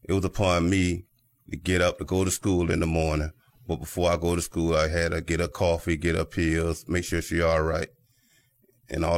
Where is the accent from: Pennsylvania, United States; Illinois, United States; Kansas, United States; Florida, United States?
Florida, United States; Miami; Born and raised in Miami, Florida